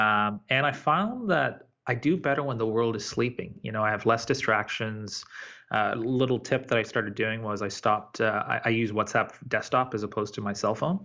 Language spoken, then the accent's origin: English; Tanzania; moved away; I was born in Tanzania.